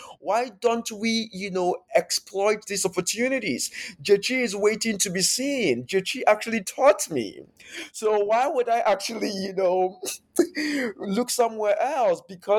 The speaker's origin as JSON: {"language": "English", "country": "Ghana", "tie": "born or raised there", "said": "So growing up in Ghana, this project really then somehow also allowed me to time travel into the past"}